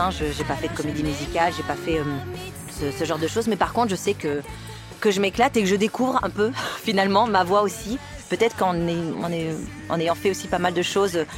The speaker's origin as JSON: {"language": "French", "town": "Montpellier", "region": "Occitania", "country": "France", "tie": "born or raised there", "also_born_or_lived": "Nîmes / Paris region", "said": "alors, je suis née à Nîmes. chance. J'ai grandi euh, un bout à Montpellier, un bout dans la région parisienne, pour revenir dans le sud"}